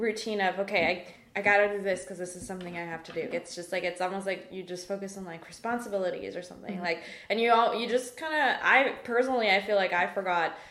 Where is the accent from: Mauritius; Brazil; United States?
Mauritius; moved away as an adult; now in Canada; I'm from Mauritius, as you know, which is like, right, for people who don't know, it's an island east of Madagascar, so really far